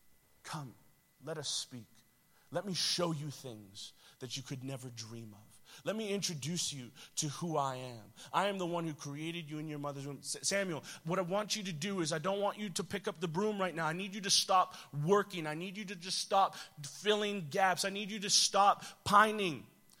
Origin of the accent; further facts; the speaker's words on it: Toronto, Ontario, Canada; It's not far. I'm from Toronto, so, right? Like, what is happening up there that is making everything about our city and system change?